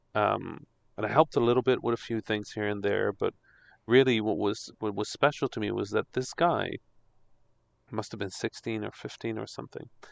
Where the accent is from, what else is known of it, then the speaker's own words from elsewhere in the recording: Netherlands; English is a second language; also born or lived in Egypt; I am Dutch Egyptian, so yes. I didn't speak English